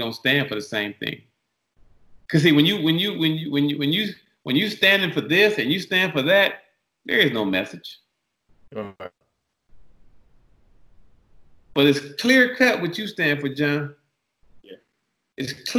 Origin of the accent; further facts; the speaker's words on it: Detroit, Michigan, United States; now in California, United States; I came from Detroit. And coming to LA was a real, coming to California was a real culture shock because my dad had just remarried, not remarried, he had just got married and he moved to the Valley.